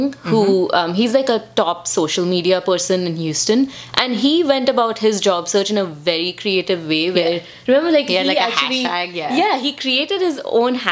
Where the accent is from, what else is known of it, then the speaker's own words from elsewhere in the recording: India; now in United States; for us being Indian, we were never taught to make eye contact